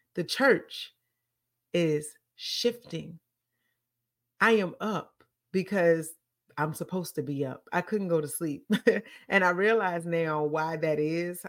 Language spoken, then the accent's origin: English; Petersburg, United States; the church in Petersburg where I grew up